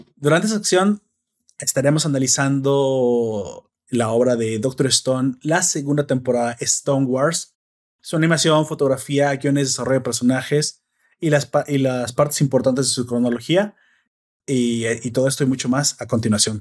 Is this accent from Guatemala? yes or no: no; Mexico; a mí como hispano, mexicano, ciudadano de internet moderno